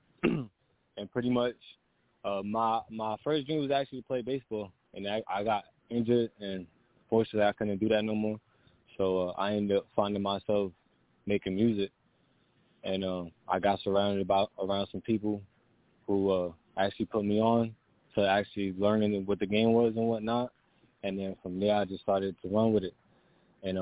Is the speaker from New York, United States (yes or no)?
yes; New York City, New York, United States; I was raised in Brooklyn